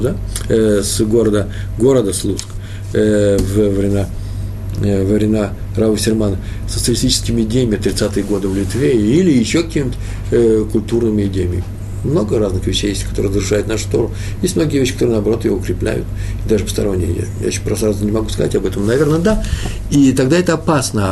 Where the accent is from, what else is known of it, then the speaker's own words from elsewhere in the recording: Russia; moved away; also born or lived in Odessa; я же из России, я из того мира